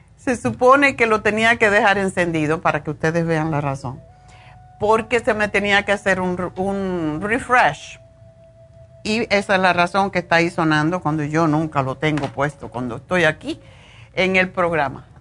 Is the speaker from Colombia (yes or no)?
no; Cuba; siendo cubana